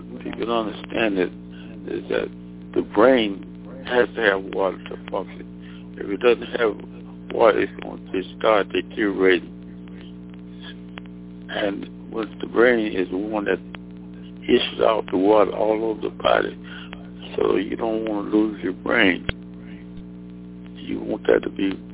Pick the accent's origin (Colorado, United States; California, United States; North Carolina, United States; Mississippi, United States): Mississippi, United States; born or raised there; moved away as an adult; also born or lived in Alabama / Nashville, Tennessee / Washington, D.C.